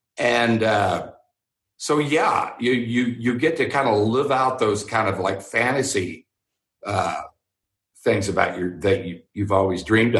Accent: Houston, Texas, United States; I went there because I grew up in Houston

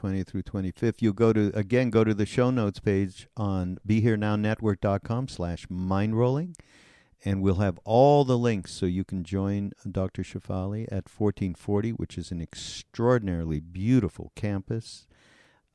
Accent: Canada; I'm from Canada

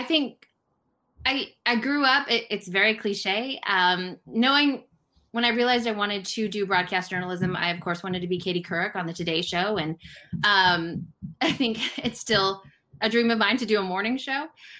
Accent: Denver, Colorado, United States; moved away as an adult; now in Boston, United States; I grew up in Denver

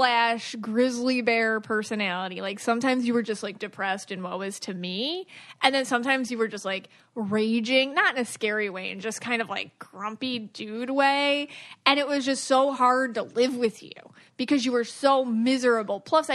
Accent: Buffalo, New York, United States; So I'm from Buffalo.

